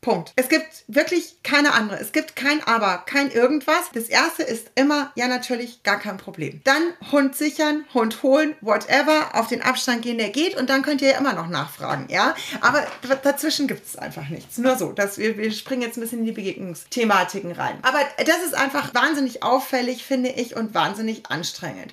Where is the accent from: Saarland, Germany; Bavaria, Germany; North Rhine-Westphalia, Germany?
Bavaria, Germany; Rosenheim area; now in Munich, Germany; ich komme halt aus der Rosenheimer Gegend